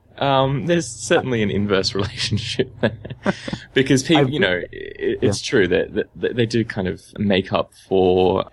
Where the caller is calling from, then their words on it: Sydney, New South Wales, Australia; I'm calling from Sydney.